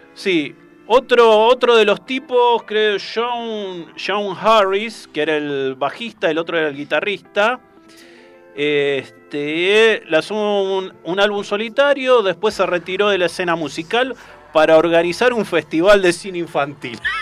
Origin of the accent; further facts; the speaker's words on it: Hurlingham, Buenos Aires Province, Argentina; yo soy de Hurlingham.